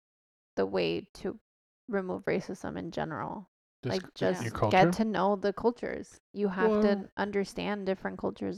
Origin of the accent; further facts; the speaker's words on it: Mexico; born there; I was born in Mexico and I was fine.